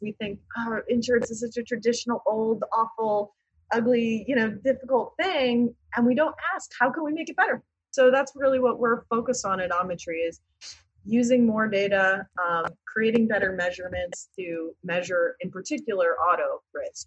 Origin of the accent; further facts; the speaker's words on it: Hartford, Connecticut, United States; I grew up in Hartford